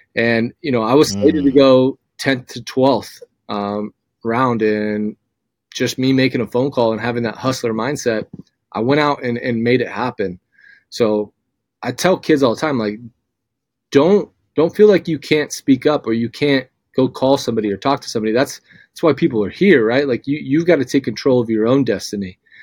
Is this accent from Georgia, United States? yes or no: no; Southern California, United States; now in Meridian, United States; I'm from Southern California. I grew up a UCLA fan.